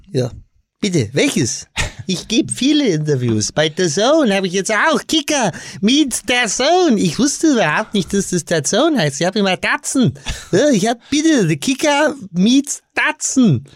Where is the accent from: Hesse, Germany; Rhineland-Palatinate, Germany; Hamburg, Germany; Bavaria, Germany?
Hesse, Germany; Kassel; meiner Heimatstadt Kassel-Brauchsel